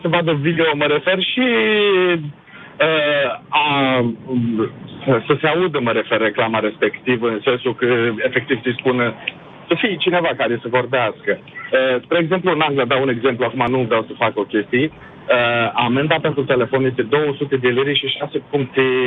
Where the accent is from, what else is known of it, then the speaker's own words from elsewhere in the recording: Galați, Galați County, Romania; moved away as an adult; now in England, United Kingdom; Sunt din Galați